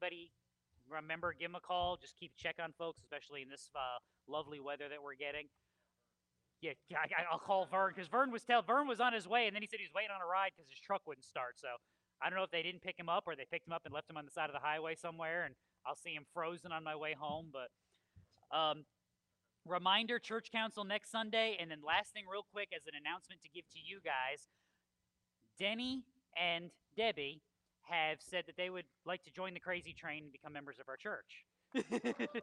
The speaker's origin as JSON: {"language": "English", "region": "Connecticut", "country": "United States", "tie": "born or raised there", "moved": "yes", "said": "I'm from Connecticut, so I grew up a Jets fan"}